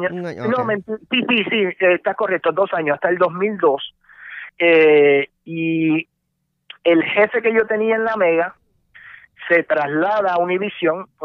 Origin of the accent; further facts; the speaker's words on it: Brooklyn, New York, United States; born there; also born or lived in Puerto Rico; yo no nací en Puerto Rico, yo nací en Nueva York, yo nací en Brooklyn, eh, pero eh, me crié entre Puerto Rico y Estados Unidos.